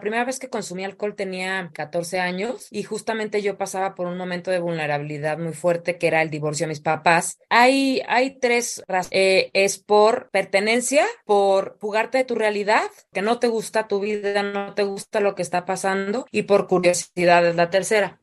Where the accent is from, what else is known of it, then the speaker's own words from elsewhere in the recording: Morelia, Michoacán, Mexico; yo soy de Morelia